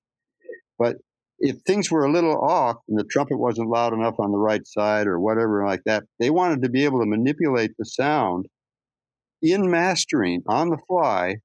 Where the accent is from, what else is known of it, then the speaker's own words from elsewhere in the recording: Phoenix, Arizona, United States; I was raised in Phoenix